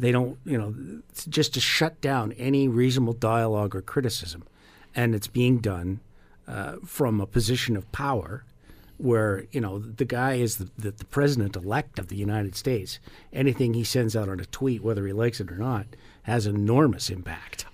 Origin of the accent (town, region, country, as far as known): Canada